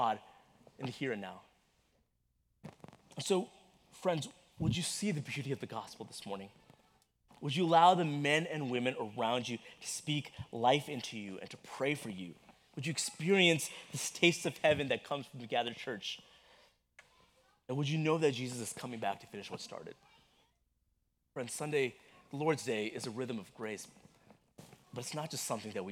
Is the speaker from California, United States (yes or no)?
no; Texas, United States; growing up in Texas in that brutal heat